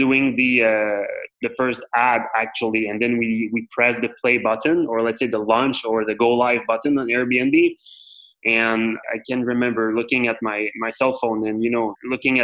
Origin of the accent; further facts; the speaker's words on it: Montreal, Quebec, Canada; I was born and raised here in the Montreal area